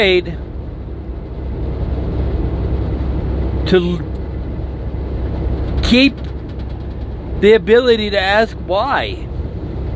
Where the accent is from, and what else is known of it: United States